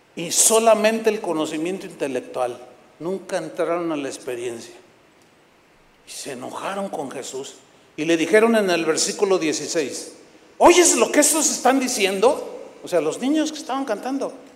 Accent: San Luis Potosí, Mexico; moved away; fui a San Luis Potosí, donde yo nací.

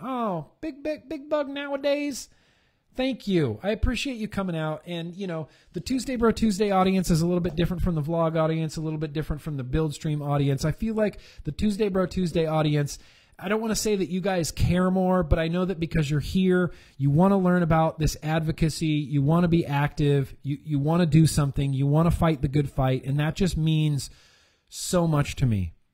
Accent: California, United States; My home state of California.

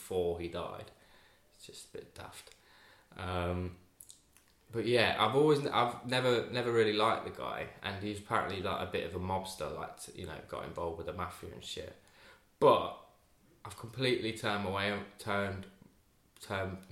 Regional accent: Leicester, East Midlands, United Kingdom; I'm from Leicester.

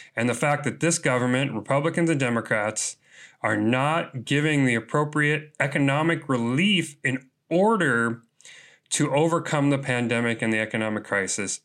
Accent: Chicago, Illinois, United States; Chicago, my hometown

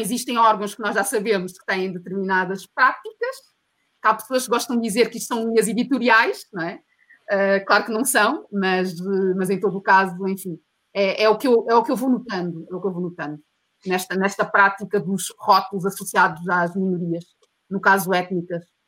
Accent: Portugal; also born or lived in Mozambique; eu nasci em Moçambique, mas eu cresci em Portugal

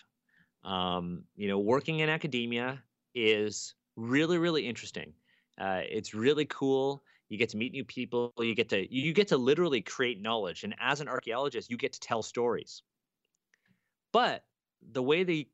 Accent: Toronto, Ontario, Canada; I'm a Chinese Canadian kid. I grew up here in Toronto, and I really don't speak Chinese

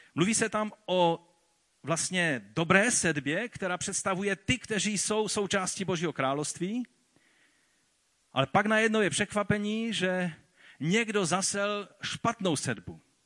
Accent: Czechia; tady u nás v Čechách a na Moravě

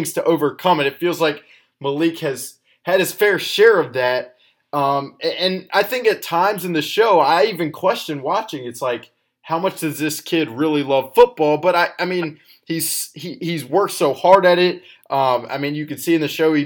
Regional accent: Alabama, United States; I'm from Alabama

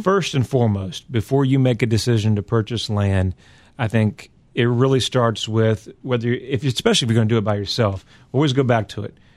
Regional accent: Virginia, United States; I'm from Virginia, and so we have some soil out there

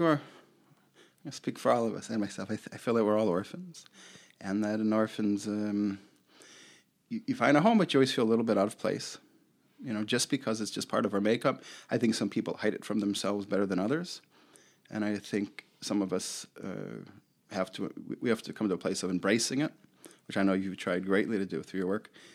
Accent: Chicago, Illinois, United States; I grew up in Rogers Park, West Rogers Park in Chicago

